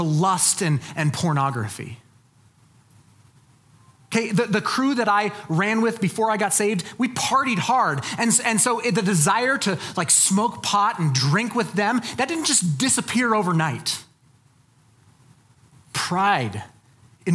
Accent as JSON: {"language": "English", "town": "Colorado Springs", "region": "Colorado", "country": "United States", "tie": "born or raised there", "said": "I'm from Colorado Springs. That's where I grew up"}